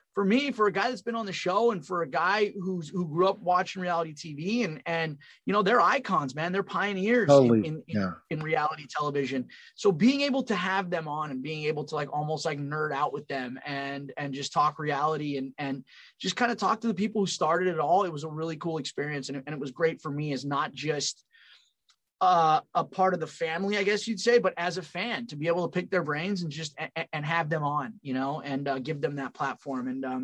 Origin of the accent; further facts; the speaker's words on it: California, United States; moved away as an adult; also born or lived in Long Island; I'm from California, moved to Long Island after high school. And then I transferred to Penn State.